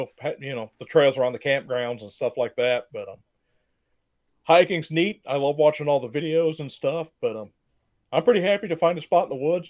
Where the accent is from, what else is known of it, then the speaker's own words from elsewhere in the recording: Morgan Monroe area, Indiana, United States; I grew up camping out in Morgan Monroe and just family camping trips and stuff like that. And where I live now has grown up a lot. But back when I was a kid, it was nothing but farmland and woods around me.